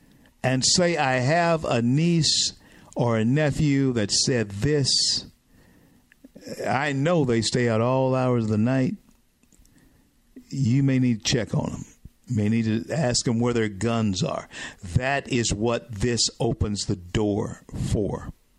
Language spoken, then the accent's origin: English; Southern United States, United States; I'm a Southerner.